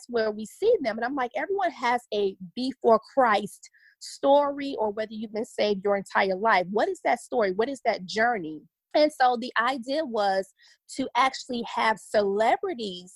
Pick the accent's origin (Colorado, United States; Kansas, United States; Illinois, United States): Illinois, United States; Chicago; also born or lived in Los Angeles, California / Oxnard, California; now in Dallas, United States; I'm originally from Chicago on the South Side